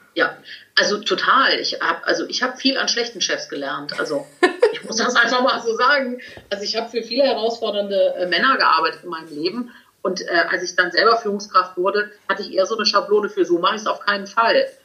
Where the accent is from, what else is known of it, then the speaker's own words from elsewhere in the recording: Cologne, North Rhine-Westphalia, Germany; Als echte Kölnerin